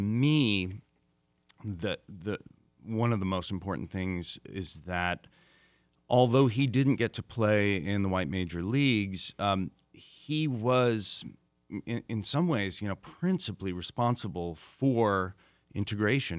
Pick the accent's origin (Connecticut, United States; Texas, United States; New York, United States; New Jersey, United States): New York, United States; I grew up in New York